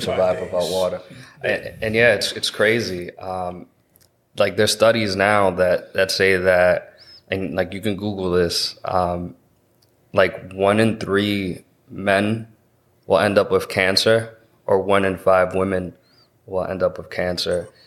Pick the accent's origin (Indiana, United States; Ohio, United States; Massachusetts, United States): Massachusetts, United States; I'm born and raised here in Massachusetts